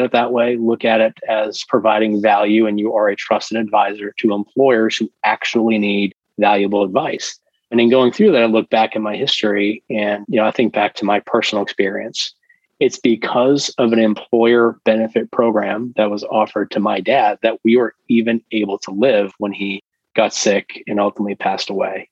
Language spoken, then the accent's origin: English; Massachusetts, United States; I'm from Massachusetts.